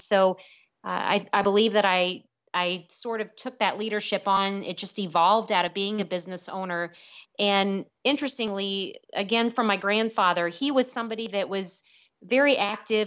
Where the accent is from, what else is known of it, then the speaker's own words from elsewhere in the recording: Jefferson City, Missouri, United States; growing up in Jefferson City with my grandparents, watching parades down High Street